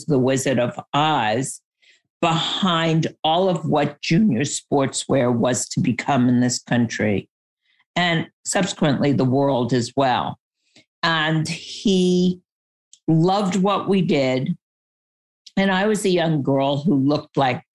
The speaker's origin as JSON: {"language": "English", "region": "New York", "country": "United States", "tie": "born or raised there", "said": "I grew up in New York and my dad was in the fashion industry"}